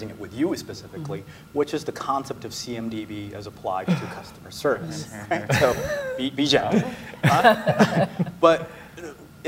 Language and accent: English; Oregon, United States; I grew up in Oregon